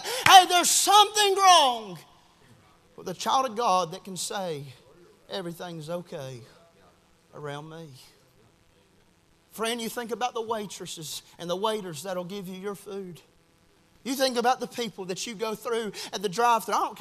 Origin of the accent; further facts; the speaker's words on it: the South, United States; we grew up here in the South